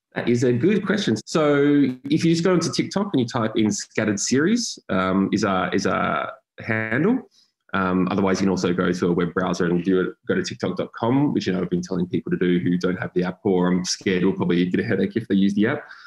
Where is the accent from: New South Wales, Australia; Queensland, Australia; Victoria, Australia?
Victoria, Australia; Frankston; I grew up in Frankston